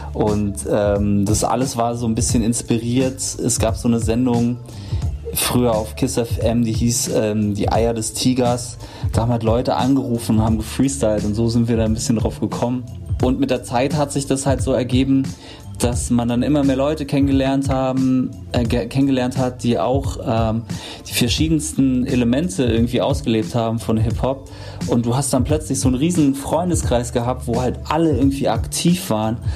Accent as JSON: {"language": "German", "region": "Berlin", "country": "Germany", "tie": "born or raised there", "said": "ich wurde in Berlin-Neukölln geboren"}